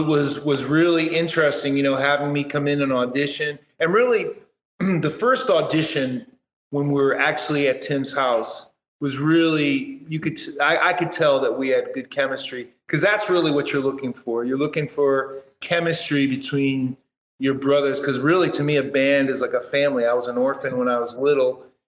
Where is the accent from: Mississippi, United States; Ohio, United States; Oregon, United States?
Oregon, United States; Portland; now in Houston, United States; I came from Portland, Oregon. And now that I'm here in Houston, Texas